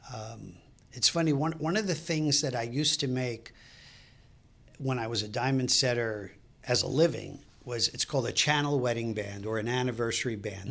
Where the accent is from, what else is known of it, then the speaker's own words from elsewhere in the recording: Brooklyn, New York, United States; moved away as an adult; also born or lived in Fairfax, Virginia; now in Clifton, United States; I grew up in Brooklyn